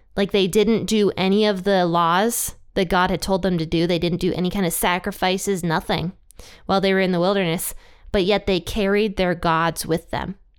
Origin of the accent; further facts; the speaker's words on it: Ohio, United States; my own home state of Ohio